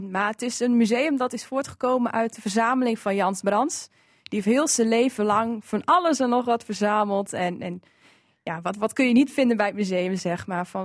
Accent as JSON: {"language": "Dutch", "town": "Nieuw-Dordrecht", "region": "Drenthe", "country": "Netherlands", "tie": "born or raised there", "said": "ik ben zelf opgegroeid in Nieuw-Dordrecht, ook in dezelfde straat als het museum"}